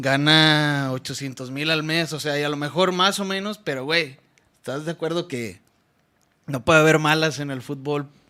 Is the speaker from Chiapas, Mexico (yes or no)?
no; Las Varas, Nayarit, Mexico; moved away; soy de Las Varas Nayarit, ahí cerquita de la costa